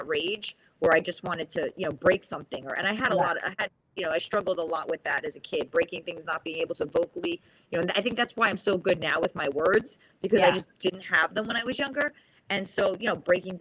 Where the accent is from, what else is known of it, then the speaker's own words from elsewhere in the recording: New York City, New York, United States; first language Spanish; I grew up in the Bronx, New York